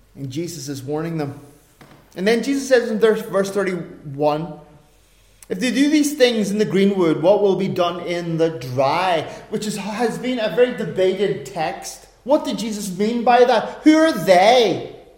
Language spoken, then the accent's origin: English; Ireland; being an Irishman